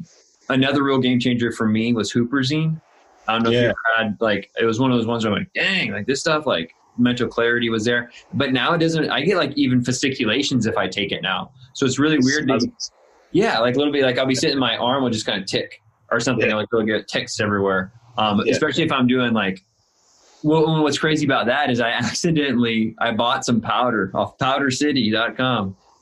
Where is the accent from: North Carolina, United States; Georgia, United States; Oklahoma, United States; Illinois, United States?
Illinois, United States; now in California, United States; I'm in Southern California and I moved here from Illinois, which is in the Midwest, a small town, 3,000 people.